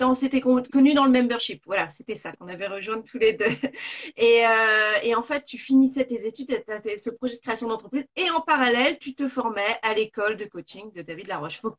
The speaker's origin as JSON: {"language": "French", "country": "Belgium", "said": "je suis belge."}